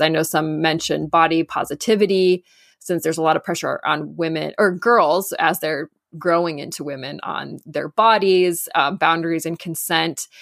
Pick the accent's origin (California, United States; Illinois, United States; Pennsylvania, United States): California, United States; Southern; I grew up in Southern California